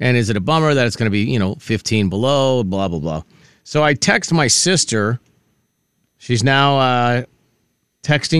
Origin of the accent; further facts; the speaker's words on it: Minnesota, United States; growing up in Minnesota, we did not have a rule that you couldn't go outside if it was cold.